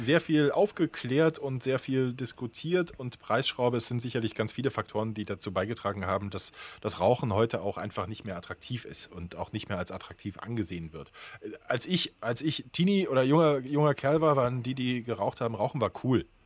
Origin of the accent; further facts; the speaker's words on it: Germany; als Deutscher